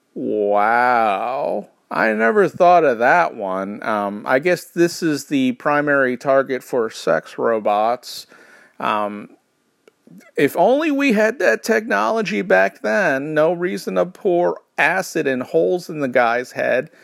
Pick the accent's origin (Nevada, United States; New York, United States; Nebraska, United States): New York, United States; I grew up in New York, which has a horrible, horrible accent for every particular area